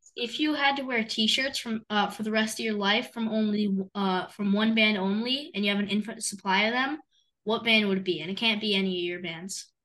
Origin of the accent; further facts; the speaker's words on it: Delaware, United States; we're from Delaware.